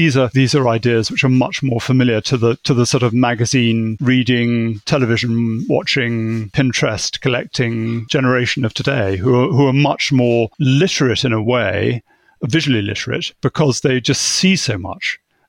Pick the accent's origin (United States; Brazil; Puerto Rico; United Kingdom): United Kingdom; England; But being English, I think is a good start in the gardening world, or being British anyway.